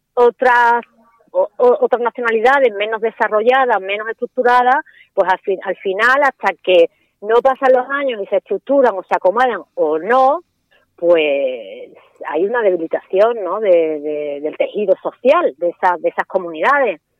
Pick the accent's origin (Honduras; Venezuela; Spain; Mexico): Spain